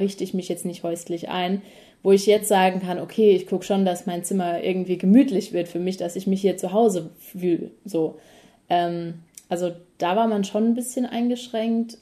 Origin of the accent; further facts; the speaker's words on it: Mannheim, Baden-Württemberg, Germany; moved away as an adult; now in New Zealand; die Heimat ist immer noch Mannheim und es wird auch immer die Heimat bleiben